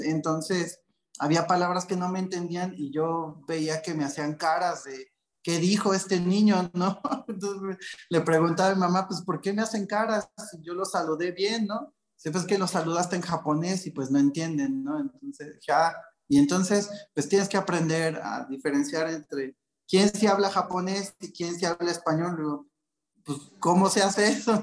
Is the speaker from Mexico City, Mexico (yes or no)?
yes; Mexico City, Mexico; yo soy nacido en la Ciudad de México, de, familia, de familia japonesa